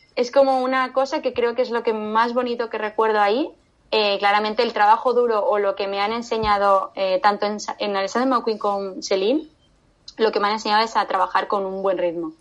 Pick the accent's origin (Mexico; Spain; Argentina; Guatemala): Spain; Valencia, Valencian Community; also born or lived in Medellín, Colombia; now in Barcelona, Spain; vine a Valencia, ¿vale? Eh, a, mi tierra